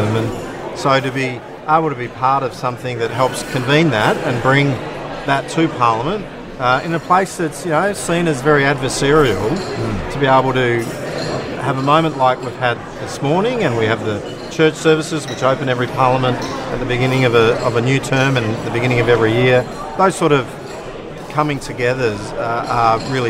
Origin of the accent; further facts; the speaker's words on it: Western Australia, Australia; I'm from Western Australia